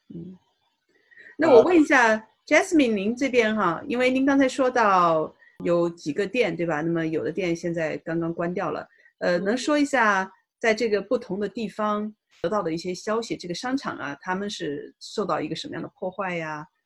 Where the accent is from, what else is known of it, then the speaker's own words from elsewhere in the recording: China; now in United States; 作为中国人